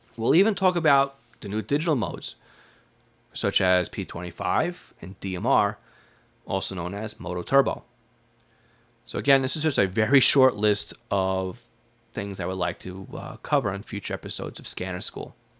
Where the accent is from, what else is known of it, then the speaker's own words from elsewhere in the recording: Long Island, New York, United States; If you can't tell from my accent, I was born and raised, and I spent most of my life in Long Island, New York